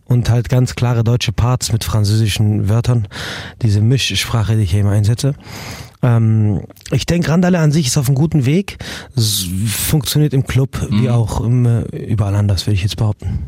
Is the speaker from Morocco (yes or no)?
yes; Morocco; now in Germany; ich bin auch in Marokko aufgewachsen